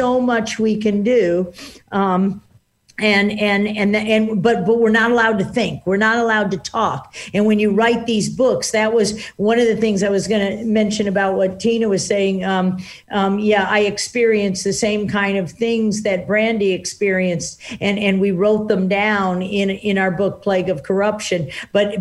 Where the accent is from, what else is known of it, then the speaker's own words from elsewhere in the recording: Washington, District of Columbia, United States; I grew up in Washington, D.C., and I'm an identical twin